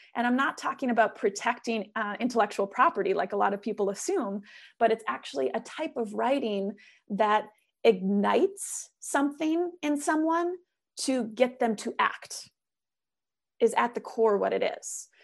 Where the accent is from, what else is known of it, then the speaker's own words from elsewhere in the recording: Minnesota, United States; now in Oregon, United States; coming from Minnesota, growing up in Minnesota